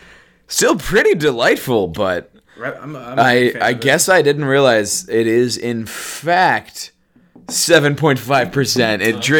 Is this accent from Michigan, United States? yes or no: yes; Detroit, Michigan, United States; now in Kalamazoo, United States; I'm a little torn on this one because I'm from Detroit and I live in Kalamazoo